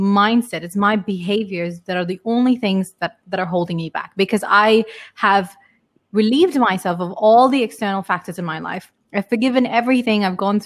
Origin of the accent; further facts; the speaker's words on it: United Kingdom; moved away; I come from like three different cultures, and I was brought up in UK.